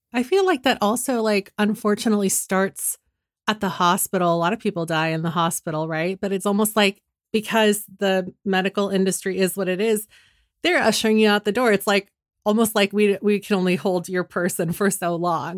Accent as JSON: {"language": "English", "town": "San Francisco", "region": "California", "country": "United States", "said": "I'm from San Francisco"}